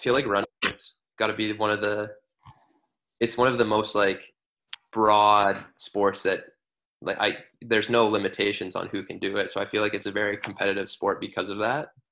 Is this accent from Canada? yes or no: yes; Vancouver, British Columbia, Canada; I grew up in Vancouver.